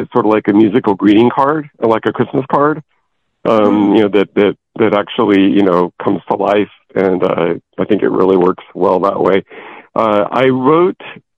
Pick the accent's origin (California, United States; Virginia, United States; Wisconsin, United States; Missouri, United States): California, United States; Porterville; my hometown of Porterville